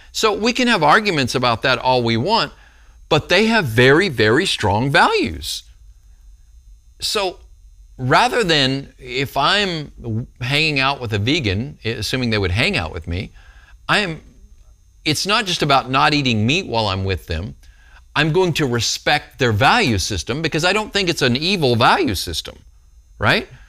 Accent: Texas, United States; I'm from Texas. We eat meat here in Texas.

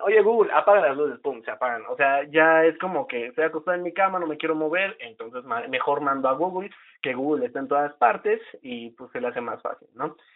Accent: Huauchinango, Puebla, Mexico; now in Tlaxcala, Mexico; en mi pueblito, de donde yo vengo, porque actualmente estoy viviendo en Tlaxcala, yo radico en Tlaxcala, capital este, aquí ya hay fibra óptica, ¿no? No tengo el dato exacto de hace cuánto ya está la fibra óptica aquí, pero digamos en mi pueblito Huauchinango

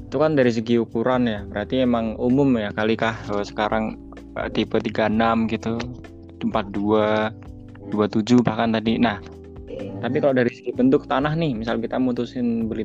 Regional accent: Yogyakarta, Special Region of Yogyakarta, Indonesia; kalau aku ya aku kan dari Jogja nih ya

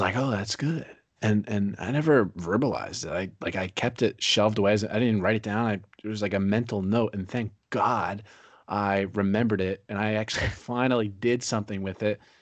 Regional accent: Pennsylvania, United States; now in Fort Myers, United States; I live in Fort Myers, Florida now. I'm from Pennsylvania.

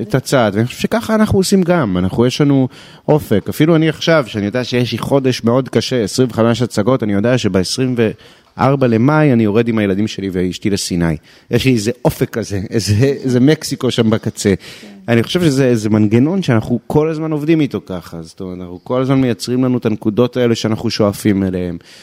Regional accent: Israel; אנחנו כישראלים

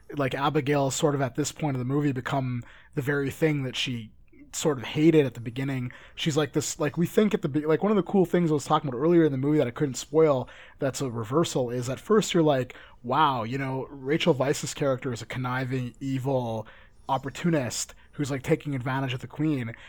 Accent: Canada; I'm Canadian

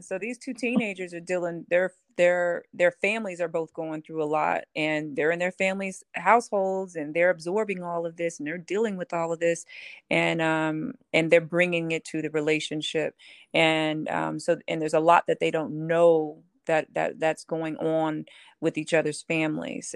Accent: Houston, Texas, United States; I grew up in Houston, Texas, in a very religious family

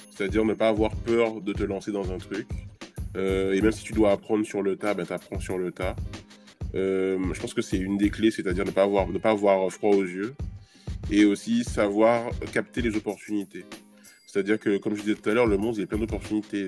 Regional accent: Trois-Rivières, Guadeloupe; moved away; also born or lived in Gourbeyre, Guadeloupe; je suis de Trois-Rivières. Euh, alors, j'ai grandi à Gourbert

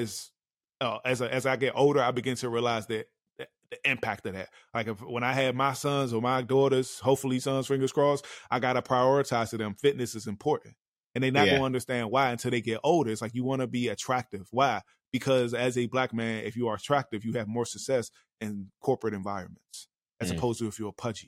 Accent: Washington, District of Columbia, United States; I'm from Anacostia, Southeast.

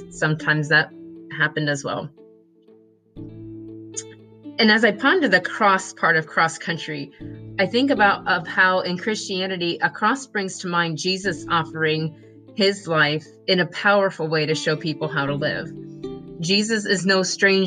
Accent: Cassella, Ohio, United States; I grew up in Maria Stein, Ohio, actually a small town outside of Maria Stein called Casella

